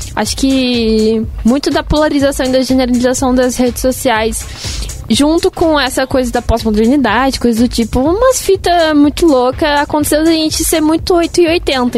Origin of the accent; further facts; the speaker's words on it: São Paulo, Brazil; Sou de São Paulo